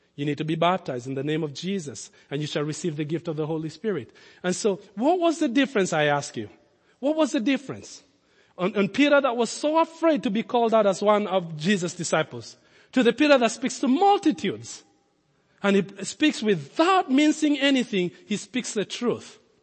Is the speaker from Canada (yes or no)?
no; Nairobi, Kenya; moved away; also born or lived in Lincoln, Nebraska; I grew up in Kenya